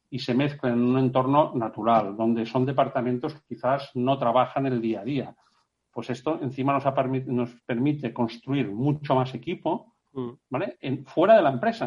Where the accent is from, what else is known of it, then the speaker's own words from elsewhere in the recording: Menorca, Balearic Islands, Spain; todos somos de Menorca y el Mediterráneo forma parte de nuestro ADN